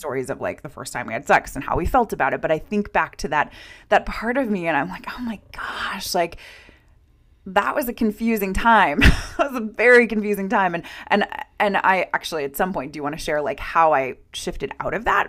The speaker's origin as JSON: {"language": "English", "country": "United States", "also_born_or_lived": "Norway", "said": "as an American who was studying in Scandinavia and in Norway"}